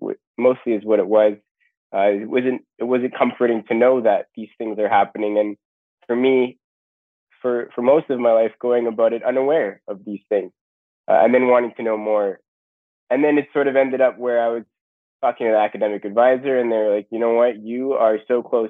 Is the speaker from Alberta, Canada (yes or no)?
no; East St. Paul, Manitoba, Canada; also born or lived in Winnipeg, Manitoba; I grew up just outside of Winnipeg.